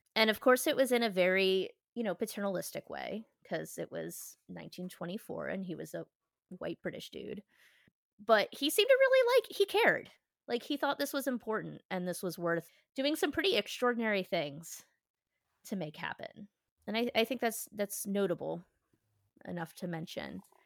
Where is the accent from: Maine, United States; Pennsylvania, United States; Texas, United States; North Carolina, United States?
Pennsylvania, United States; Philadelphia; as a Philadelphian